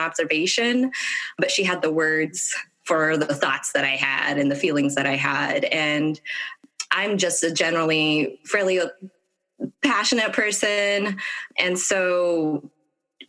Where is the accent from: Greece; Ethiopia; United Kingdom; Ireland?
Ethiopia; now in United States; I'm originally from Ethiopia and immigrated here